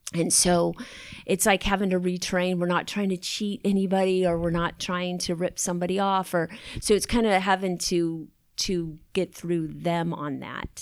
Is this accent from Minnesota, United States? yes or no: no; Long Beach, California, United States; I grew up in Long Beach